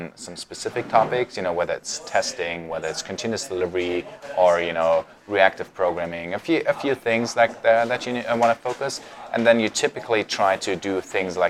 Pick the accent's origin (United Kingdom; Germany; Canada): Germany; Munich, Bavaria; moved away as an adult; now in Vienna, Austria; Originally, I'm from Germany, from Munich